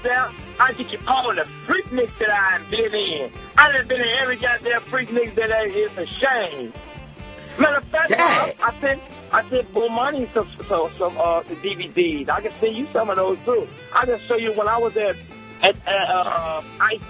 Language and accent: English; Birmingham, Alabama, United States; I'm from Birmingham, Alabama